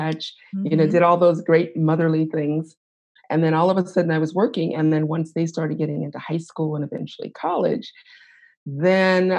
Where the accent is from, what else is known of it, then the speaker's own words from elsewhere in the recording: Los Angeles, California, United States; moved away as an adult; now in Midwest, United States; I was born and raised in Los Angeles